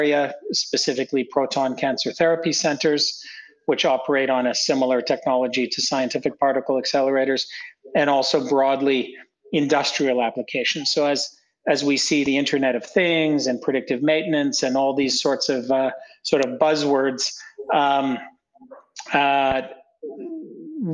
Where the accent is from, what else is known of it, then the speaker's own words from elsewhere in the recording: near Toronto, Ontario, Canada; moved away as an adult; also born or lived in Prague, Czech Republic; now in Central and Eastern Europe; I'm not from the region. I'm Canadian. So I grew up in Canada near Toronto, suburb of Toronto, and then moved to Europe for graduate school